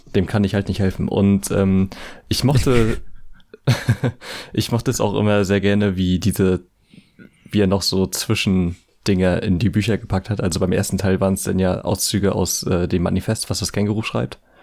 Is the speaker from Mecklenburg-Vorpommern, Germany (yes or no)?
yes; ten minutes from Bad Kleinen, Mecklenburg-Vorpommern, Germany; Bad Klein halt äh, quasi so zehn Minuten von meiner Heimat entfernt ist